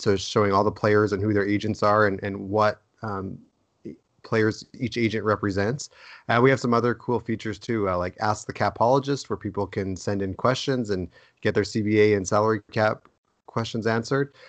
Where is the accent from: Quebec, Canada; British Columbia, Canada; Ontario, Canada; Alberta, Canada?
Alberta, Canada; Edmonton; huge Oiler fan growing up in Edmonton